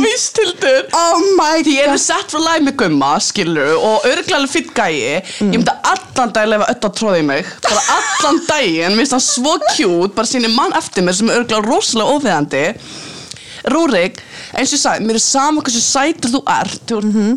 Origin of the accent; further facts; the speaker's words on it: Reykjavík, Capital Region, Iceland; Ég kem úr Reykjavík